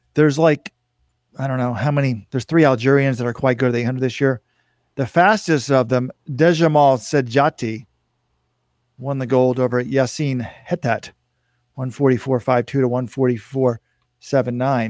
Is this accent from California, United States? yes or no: no; Texas, United States; when I was a kid, I grew up in Texas